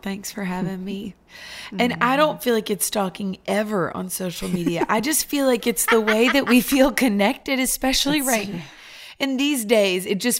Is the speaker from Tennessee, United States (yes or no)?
yes; Nashville, Tennessee, United States; So I would say I grew up here in Nashville, Tennessee.